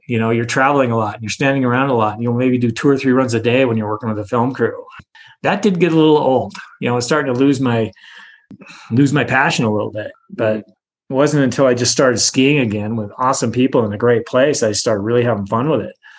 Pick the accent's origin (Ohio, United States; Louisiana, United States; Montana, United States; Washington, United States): Montana, United States; Montana City; moved away; also born or lived in Squaw Valley, California; I'm from Montana City, which is south of Helena you know, not not too far from Helena, but I'm from Montana City, Montana. Um, very very rural area. I went to a two room school